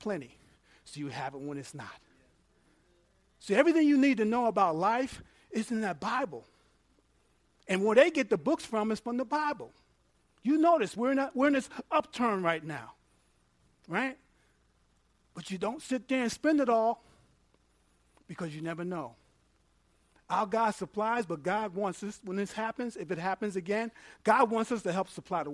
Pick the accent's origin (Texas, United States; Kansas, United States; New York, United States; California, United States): New York, United States; moved away; I'm from New York. I'm not country.